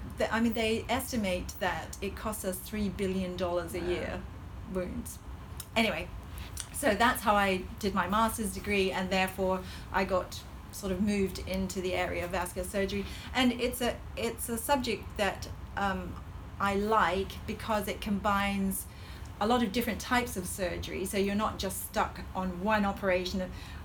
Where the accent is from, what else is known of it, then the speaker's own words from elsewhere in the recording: Hong Kong; accent: Hong Kong colonial; I feel that my accent is actually a Hong Kong colonial accent, which has a slight American twang to it.